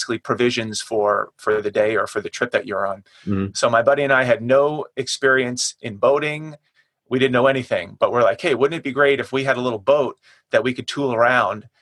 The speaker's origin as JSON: {"language": "English", "area": "Long Island", "region": "New York", "country": "United States", "tie": "born or raised there", "moved": "as an adult", "lives_now": "San Diego, United States", "said": "I grew up on Long Island, New York, right in the middle of the island out there"}